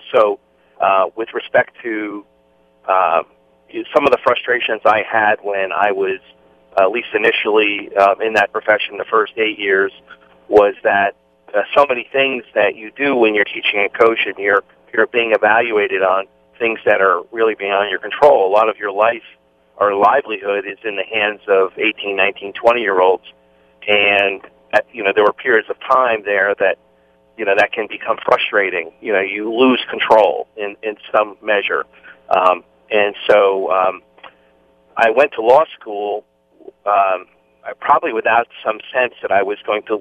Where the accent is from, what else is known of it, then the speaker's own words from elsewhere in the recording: New Jersey, United States; I grew up in New Jersey